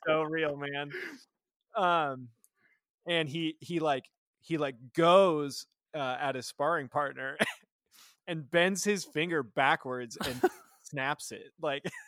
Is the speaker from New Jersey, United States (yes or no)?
no; Nebraska, United States; I, am born and raised in Nebraska